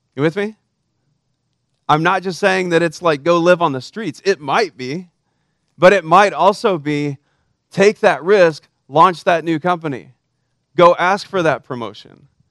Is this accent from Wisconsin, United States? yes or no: no; Texas, United States; I'm Texan for crying out loud. We're raised to be patriots, except that we fly the Texas flag at the same height as the American flag. We used to say that we used to pledge allegiance to the Texas flag in my school on Monday mornings